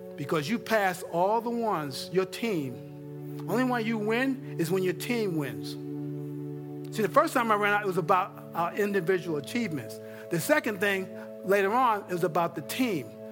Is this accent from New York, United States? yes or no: yes; New York, United States; moved away; growing up in New York